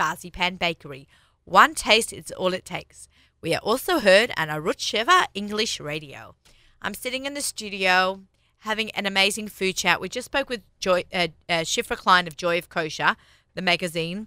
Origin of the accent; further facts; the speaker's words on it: Australia; I'm Australian